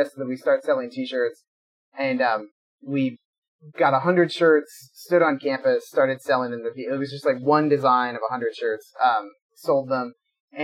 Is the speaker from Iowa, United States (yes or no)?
yes; Des Moines, Iowa, United States; I am roughly 6 blocks from the hospital I was born in, so geographically I have not come very far in life. I grew up right outside Des Moines